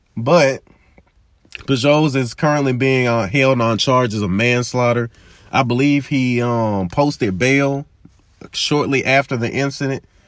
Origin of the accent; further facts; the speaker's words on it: Memphis, Tennessee, United States; as a black man growing up in Memphis